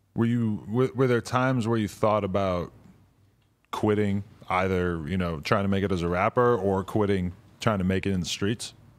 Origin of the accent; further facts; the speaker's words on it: New Hampshire, United States; New Hampshire